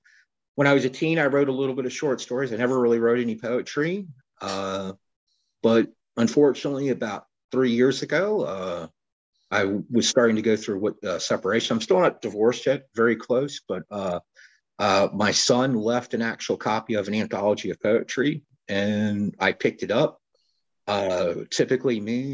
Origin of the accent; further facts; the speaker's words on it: Baltimore, Maryland, United States; moved away as an adult; now in Florida, United States; I was born in Baltimore, Maryland